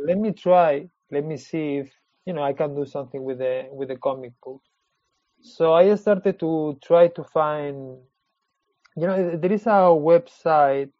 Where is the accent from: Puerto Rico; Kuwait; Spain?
Spain; English is a second language; moved away as an adult; also born or lived in Switzerland / London, United Kingdom; now in Marseille, France; I born in Switzerland, because my parents they were working over there, and when I was four years old, they moved to Spain